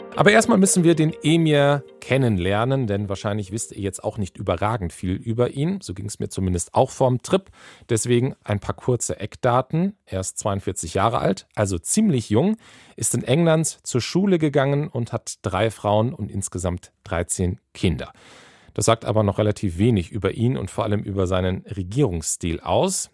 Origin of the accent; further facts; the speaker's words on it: Schleswig-Holstein, Germany; Schleswig-Holstein passiert. Da bin ich aufgewachsen